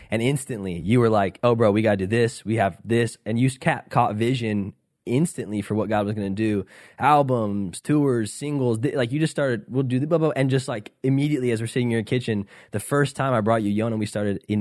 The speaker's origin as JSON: {"language": "English", "region": "Southern California", "country": "United States", "said": "I'm from Southern California."}